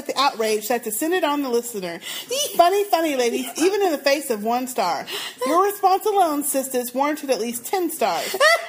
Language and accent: English; New York, United States; accent: Harlem accent; However, I was raised in East Harlem, Manhattan, and have been told by other New Yorkers that I have a Harlem accent.